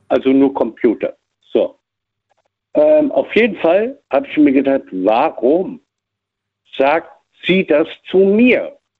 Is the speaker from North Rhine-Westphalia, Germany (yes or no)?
no; Frankfurt, Hesse, Germany; also born or lived in Cologne; in Frankfurt groß geworden